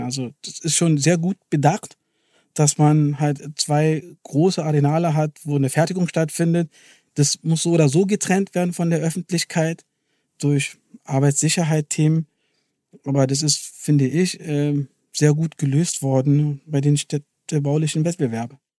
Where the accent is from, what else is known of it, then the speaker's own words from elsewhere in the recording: Berlin, Germany; wir als Berliner und Siemens-Indianer sind stolz darauf, dass wir den Campus hier in Berlin haben